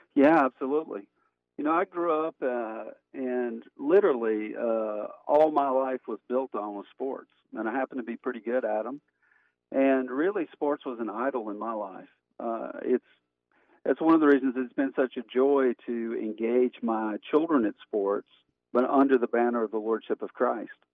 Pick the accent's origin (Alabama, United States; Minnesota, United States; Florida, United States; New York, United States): Alabama, United States; Montgomery; moved away as an adult; also born or lived in Birmingham, Alabama; now in Lexington, United States; I grew up in uh, Montgomery, Alabama